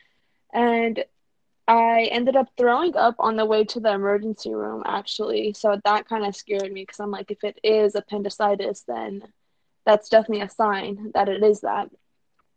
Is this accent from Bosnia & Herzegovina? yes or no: yes; Sarajevo, Bosnia & Herzegovina; now in Atlanta, United States; I'm originally from Sarajevo